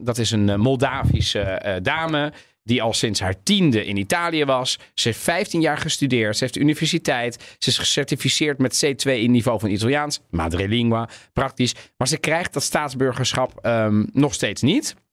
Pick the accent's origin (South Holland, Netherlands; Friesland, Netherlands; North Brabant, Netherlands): South Holland, Netherlands; The Hague; in Den Haag toen ik opgroeide